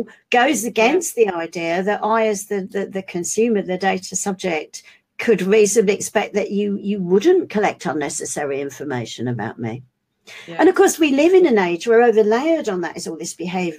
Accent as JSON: {"language": "English", "region": "London", "country": "United Kingdom", "said": "being a Londoner"}